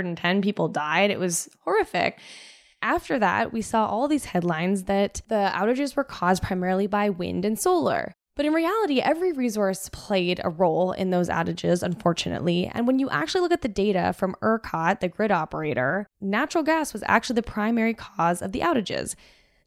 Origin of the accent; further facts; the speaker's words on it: Canada; As a Canadian